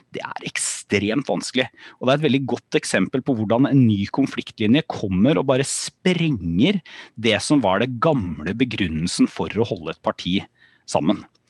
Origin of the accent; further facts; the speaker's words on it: Porsgrunn, Telemark, Norway; jeg er fra, fra Porsgrunn.